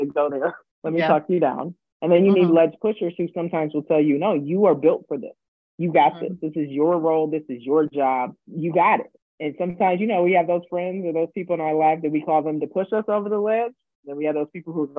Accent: D.C., Virginia, United States; moved away as an adult; also born or lived in Milwaukee, Wisconsin; I grew up on the East Coast, right? So right outside Washington, D.C.

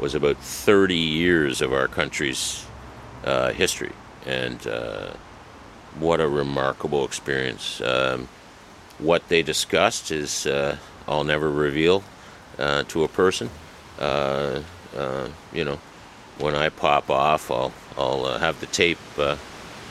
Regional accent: Canada; emotional time as a Canadian

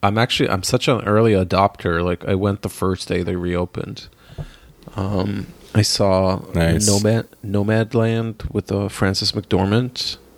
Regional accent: Israel; moved away; growing up in Israel

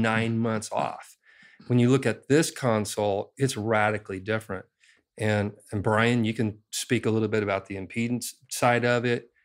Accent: Indiana, United States; I grew up in Indiana in a cornfield, basically

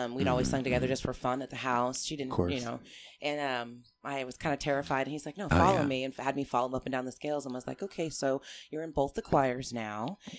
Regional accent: The Dalles, Oregon, United States; also born or lived in Washington; now in Portland, United States; I was born in Washington until I was about 9. We moved to the Dalles, Oregon.

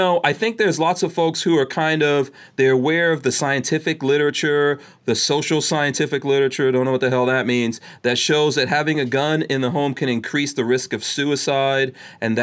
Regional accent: New York City, New York, United States; moved away; I grew up in New York City, and I worked in Manhattan

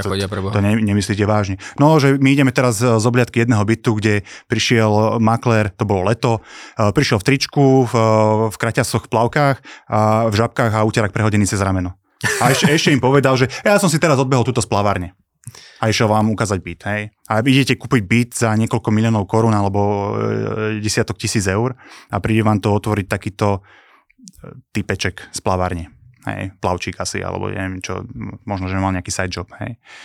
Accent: Trenčín, Trenčín Region, Slovakia; ja som chcel zostať doma v Trenčíne, mi sa toto mesto páči, mám tu rodinu, zázemie

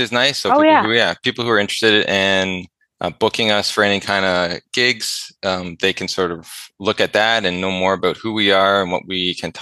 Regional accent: Ontario, Canada; moved away as an adult; now in British Columbia, Canada; I lived in Ontario for so long and really near my hometown for the majority of my life

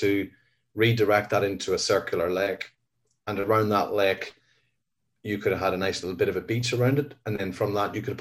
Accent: Northern Ireland, United Kingdom; I was born in 1968 in Northern Ireland

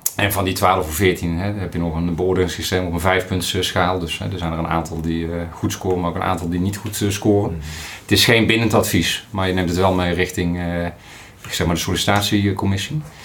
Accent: Breda region, North Brabant, Netherlands; accent: Brabant; also born or lived in Steenbergen; Ik ben eh, Brabantse jongen, dat hoor je misschien nog, nog wel. op, geboren in Steenberg, opgegroeid in de regio Breda

